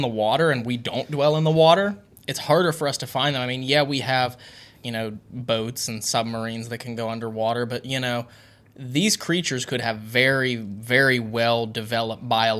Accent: West Virginia, United States; being from West Virginia, I spent a lot of my childhood swimming in rivers and creeks

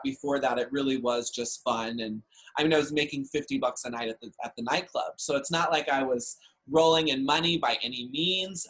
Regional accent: Dallas, Texas, United States; I grew up in Dallas, Texas

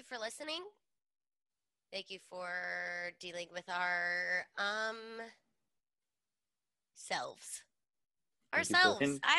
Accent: Washington, United States; I'm from Washington

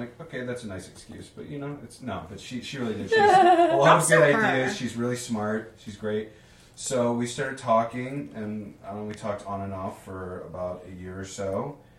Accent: San Diego, California, United States; 25 years old, born and raised in San Diego, California.

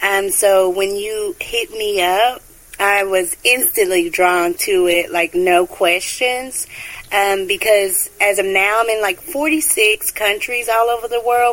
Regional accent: United States; Yes, born and raised in America.

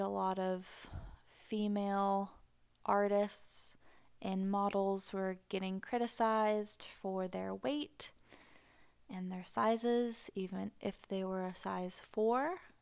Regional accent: Pacific Northwest, just north of Seattle, Washington, United States; moved away as an adult; now in Tennessee, United States; I grew up in the Pacific Northwest. Just north of Seattle

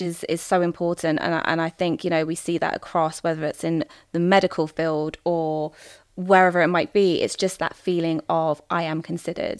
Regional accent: England, United Kingdom; I might be seen as, like, an English woman, British woman.

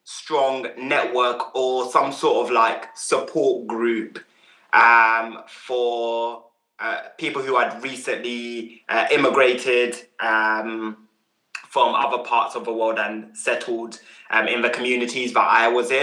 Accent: London, United Kingdom; also born or lived in Uganda / Croydon / Mitcham; when I moved to the UK, we lived in Southwest London. I've always lived here. First in Croydon

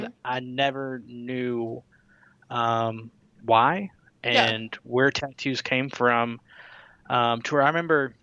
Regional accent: Mount Juliet, Tennessee, United States; also born or lived in California; I grew up in Mount Juliet, Tennessee, which is a suburb of Nashville

